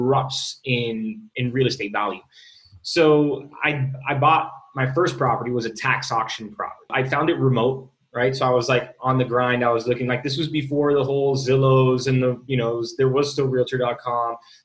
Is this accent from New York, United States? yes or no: no; Miami, Florida, United States; also born or lived in Bay Area; I'm born and raised in Miami.